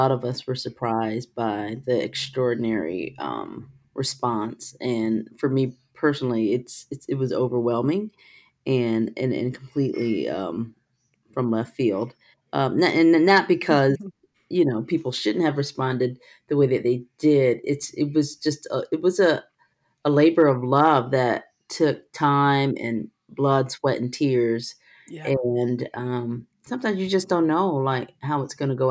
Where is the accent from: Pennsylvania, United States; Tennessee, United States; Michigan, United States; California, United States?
Michigan, United States; Detroit; English is a second language; also born or lived in Korea; I grew up in Korea until I was 6 years old. And when I came to America, I couldn't speak English. And then my parents divorced, and my single black father raised me and my brother, retired from the military, moved me to Detroit